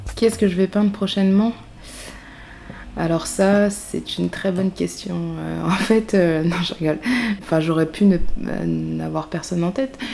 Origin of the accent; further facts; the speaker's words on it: a small town in Yvelines, Île-de-France, France; now in Paris, France; je venais d'une petite ville des Yvelines